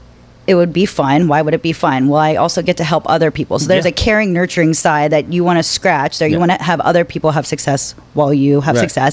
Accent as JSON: {"language": "English", "region": "Pennsylvania", "country": "United States", "tie": "born or raised there", "also_born_or_lived": "Washington, D.C. / Florida / Arkansas", "said": "I grew up in Pennsylvania, kind of lived in DC for a while, went to college in Florida, back to Pennsylvania, then to DC, Arkansas for a little bit."}